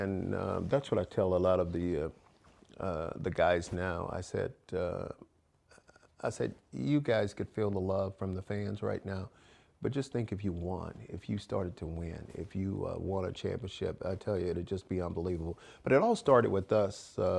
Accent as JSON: {"language": "English", "region": "Alabama", "country": "United States", "tie": "born or raised there", "also_born_or_lived": "Mississippi", "said": "And going back to my roots, growing up in Alabama, going to school in Mississippi"}